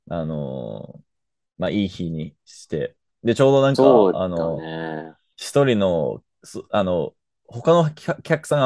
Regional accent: Canada; 僕のみたいな、なんか、あの、カナダ生まれ育ちのルーマニア人じゃなくて、

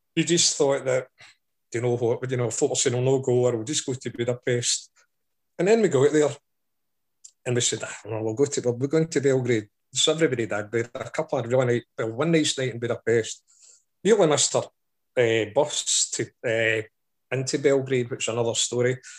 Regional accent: Scotland, United Kingdom; I'm Scottish

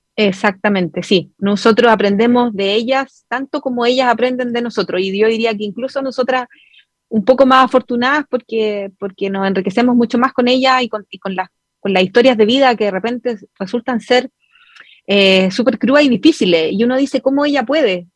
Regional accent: Chile; la mayoría somos chilenos

